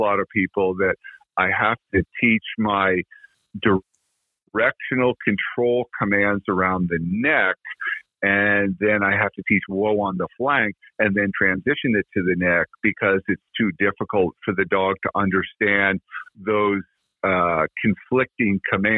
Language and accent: English; Vermont, United States; I came from Vermont